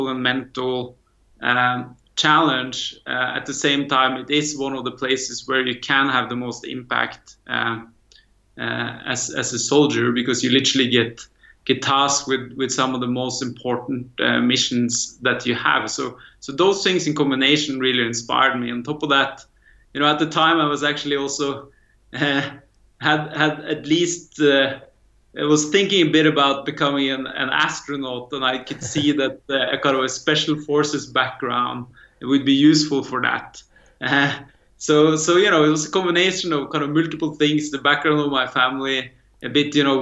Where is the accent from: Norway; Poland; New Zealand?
Norway; I actually grew up in the farmland of Norway